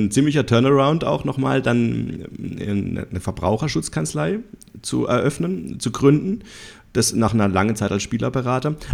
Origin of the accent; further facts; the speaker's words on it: Freiburg, Baden-Württemberg, Germany; Ich komme aus Freiburg und der erste Freiburg hat letzte Woche gegen den FC Bayern München gespielt.